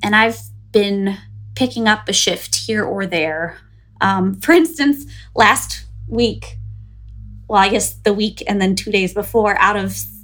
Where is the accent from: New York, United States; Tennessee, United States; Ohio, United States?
Ohio, United States; Northeast Ohio near Cleveland, United States; moved away as an adult; also born or lived in Bloomington, Illinois; now in New Jersey, United States; I was born and raised in Northeast Ohio near Cleveland